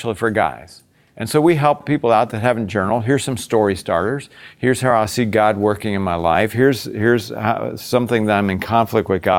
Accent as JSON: {"language": "English", "region": "Virginia", "country": "United States", "tie": "born or raised there", "also_born_or_lived": "Boston", "moved": "yes", "lives_now": "Florida, United States", "said": "I grew up in the South. I grew up in Virginia"}